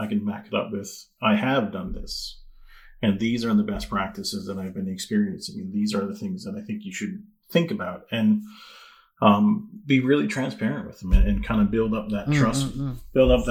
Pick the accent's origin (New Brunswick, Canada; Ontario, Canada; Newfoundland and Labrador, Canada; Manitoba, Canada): Newfoundland and Labrador, Canada; growing up in Newfoundland